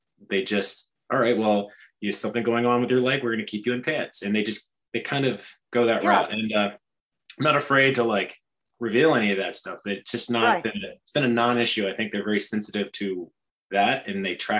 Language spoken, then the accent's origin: English; South Carolina, United States; born or raised there; also born or lived in Hawaii